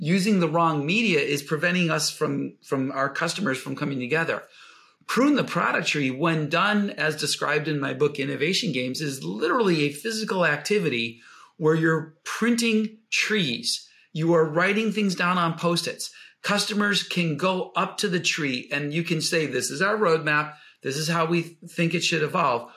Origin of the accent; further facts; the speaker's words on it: Buffalo, New York, United States; I grew up in Buffalo, New York